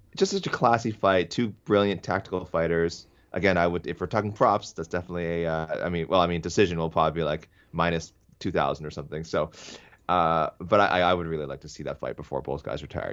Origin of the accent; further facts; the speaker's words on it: Canada; as a Canadian fan